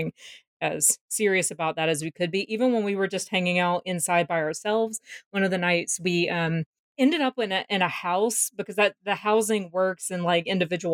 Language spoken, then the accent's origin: English; Georgia, United States; I am from Georgia